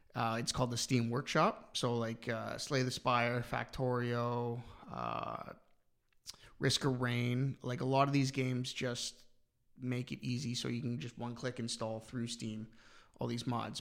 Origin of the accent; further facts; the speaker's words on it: London, Ontario, Canada; now in Ireland; where I'm from, London, Ontario